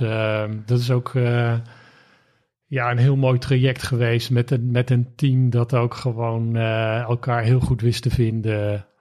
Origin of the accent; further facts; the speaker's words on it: Rijswijk, South Holland, Netherlands; opgegroeid in Rijswijk